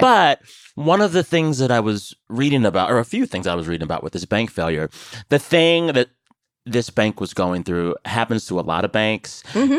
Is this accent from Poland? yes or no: no; San Antonio, Texas, United States; my hometown of San Antonio.